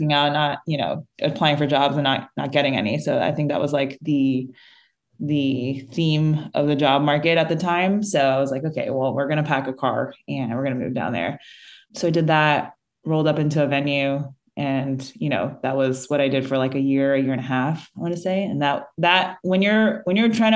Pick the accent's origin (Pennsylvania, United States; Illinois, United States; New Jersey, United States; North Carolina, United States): New Jersey, United States; moved away as an adult; also born or lived in New York City; now in Austin, United States; I am from New Jersey, born and raised, and went to school in New York City, and then moved to Austin back in 2013.